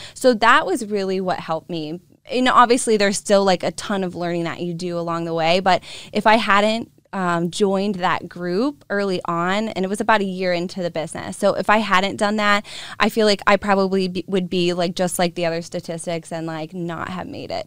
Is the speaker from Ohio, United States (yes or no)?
yes; Boardman, Ohio, United States; I was born and raised in Boardman, Ohio